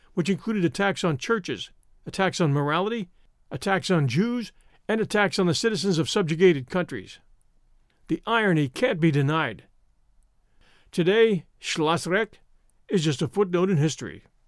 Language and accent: English; United States; We Americans